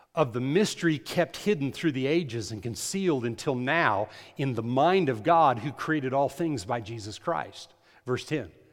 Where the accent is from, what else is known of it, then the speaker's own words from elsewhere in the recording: United States; I'm an American.